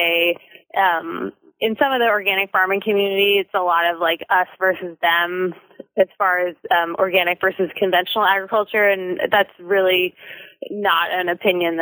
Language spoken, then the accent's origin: English; Berkeley, California, United States; also born or lived in Santa Cruz, California; So I grew up in Berkeley, gardening with my family, and then I went to UC Santa Cruz.